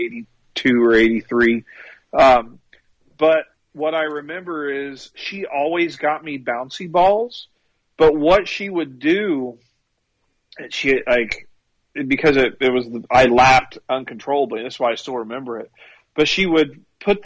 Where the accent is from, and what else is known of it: Ohio, United States